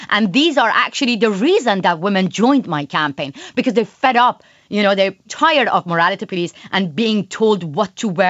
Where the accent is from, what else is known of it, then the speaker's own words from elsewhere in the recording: Iran; moved away as an adult; also born or lived in London; inside Iran, driving down toward my hometown